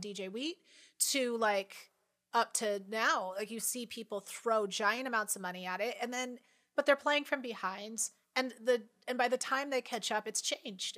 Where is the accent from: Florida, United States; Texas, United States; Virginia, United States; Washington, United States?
Washington, United States; also born or lived in Seattle; I went to college in Seattle and grew up in Washington